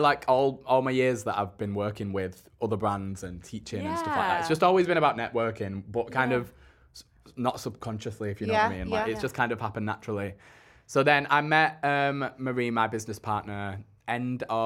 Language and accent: English; Bolton, North West England, United Kingdom; I'm from Bolton